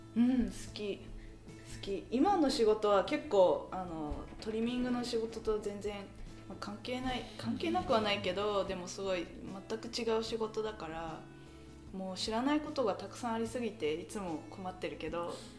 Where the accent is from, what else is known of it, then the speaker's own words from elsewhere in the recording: Thornhill, Ontario, Canada; also born or lived in Richmond Hill; 生まれ育ちはカナダです、うん、えー、カナダだけどあの生まれたのはリッチモンドヒルで育ったのはソンヒルで